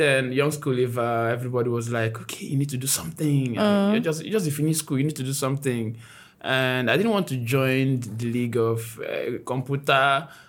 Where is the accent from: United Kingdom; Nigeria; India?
Nigeria; I'm from Igbo.